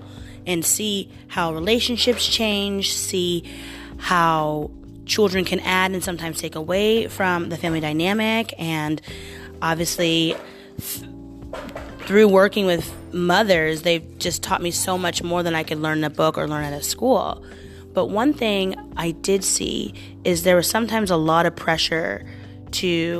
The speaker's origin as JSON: {"language": "English", "town": "Portland", "region": "Oregon", "country": "United States", "tie": "born or raised there", "moved": "as an adult", "lives_now": "New York, United States", "said": "I am from the Portland area in Oregon. Born and raised"}